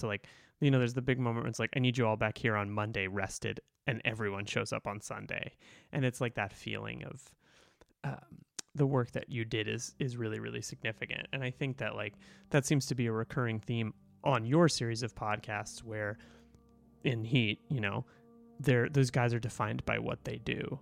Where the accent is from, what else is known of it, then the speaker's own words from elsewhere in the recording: Boston, Massachusetts, United States; I grew up in Boston, I grew up Irish Catholic